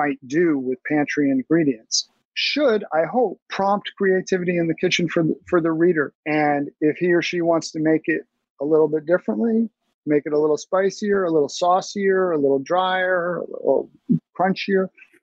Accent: New York City, New York, United States; I grew up in Brooklyn Heights

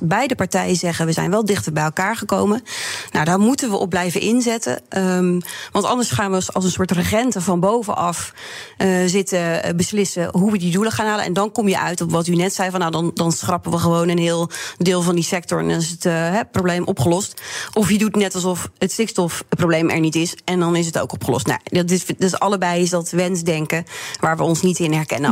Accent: Drenthe, Netherlands; als Drent en Boerin

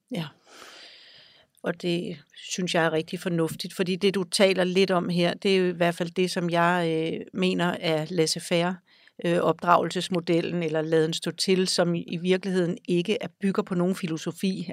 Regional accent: Denmark; born or raised there; also born or lived in Greenland

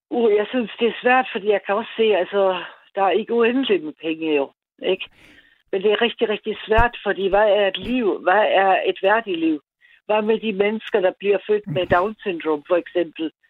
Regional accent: Austria; now in Ballerup, Denmark; det er jeg født i Østrig.

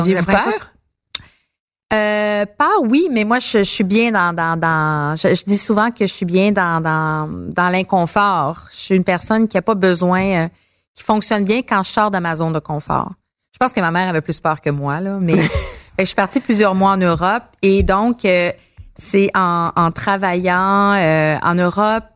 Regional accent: Montreal, Quebec, Canada; j'ai grandi à Montréal

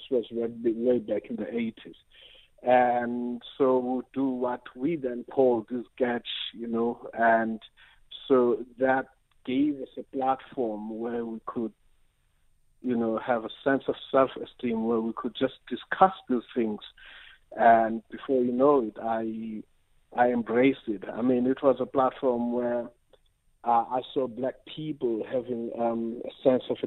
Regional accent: Transkei, Eastern Cape, South Africa; moved away; also born or lived in Diepkloof, Johannesburg; I come from the Transkei, you know. Back then for me, the Transkei was a symbol of black pride, black achievement, and all of that, because I grew up seeing all these black people doing

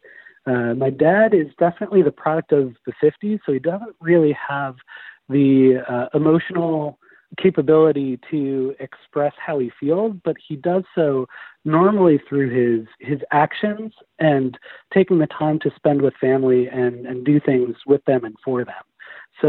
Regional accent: Long Island, New York, United States; now in Seattle, United States; I grew up on Long Island

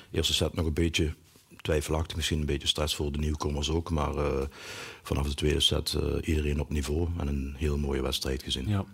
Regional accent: Achel, Flanders, Belgium; ik kom uit Achel. En, eh, een Noord-Limburger

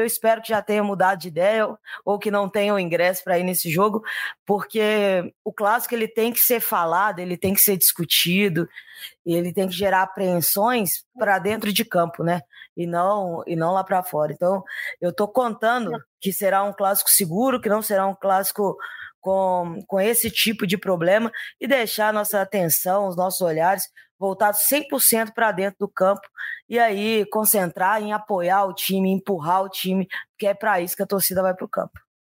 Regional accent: Minas Gerais, Brazil; continuo muito mineira, viu, Rogério? Ainda mais quando a gente conversa com carioca, a gente descobre tanto que a gente é muito mineiro

